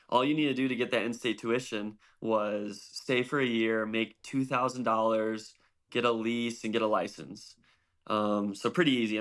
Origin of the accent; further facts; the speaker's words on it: DeKalb, Illinois, United States; I grew up in a town called DeKalb. It's an hour straight west um, on 88 outside of Chicago.